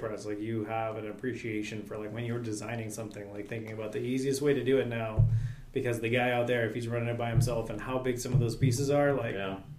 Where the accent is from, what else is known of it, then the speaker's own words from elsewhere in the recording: Lodi, California, United States; moved away; Yep, born and raised. Where at? Lodi, California. So it's about 30 miles south of Sacramento.